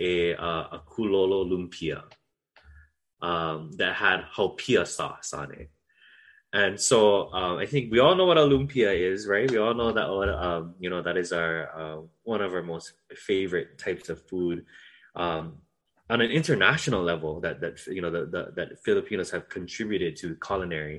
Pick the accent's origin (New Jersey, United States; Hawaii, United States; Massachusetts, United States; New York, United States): Hawaii, United States; Waimea; now in Waialua, United States; I come from Waimea on Hawaii Island, and this is the best Waimea.